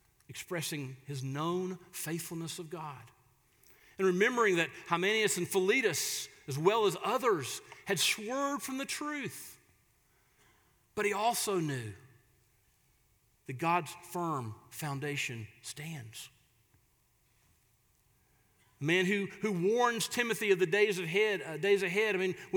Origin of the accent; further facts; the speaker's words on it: Florida, United States; moved away; my hometown down in Florida